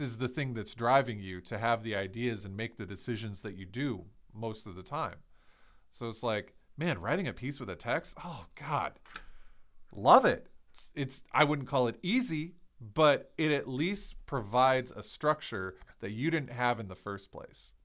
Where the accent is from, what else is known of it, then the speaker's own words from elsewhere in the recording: Ohio, United States; I'm from Ohio